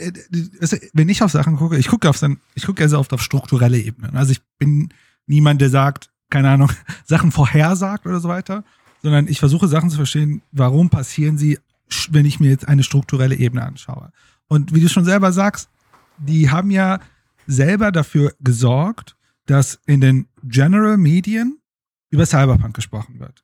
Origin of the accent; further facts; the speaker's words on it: Germany; als Deutsche